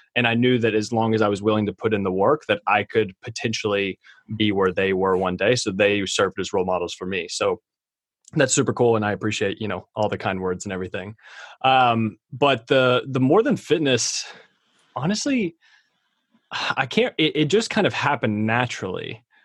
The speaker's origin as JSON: {"language": "English", "region": "Kentucky", "country": "United States", "said": "I'm from Kentucky."}